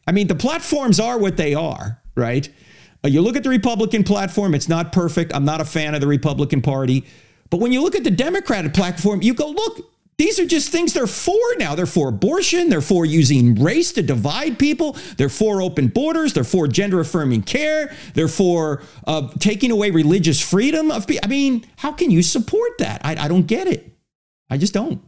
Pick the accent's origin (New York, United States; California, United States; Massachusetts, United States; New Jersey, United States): New Jersey, United States; I'm from New Jersey, so I don't speak very well